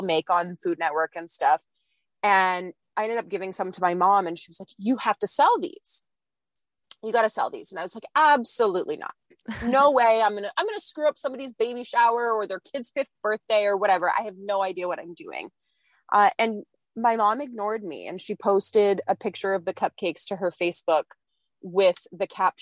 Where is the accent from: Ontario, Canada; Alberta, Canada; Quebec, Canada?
Ontario, Canada; I'm from Canada. I grew up my whole life